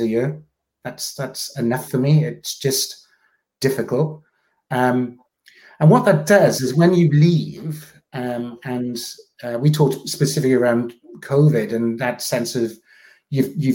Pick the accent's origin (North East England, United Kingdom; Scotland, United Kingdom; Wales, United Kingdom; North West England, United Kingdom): Wales, United Kingdom; South; I grew up in a small town in South Wales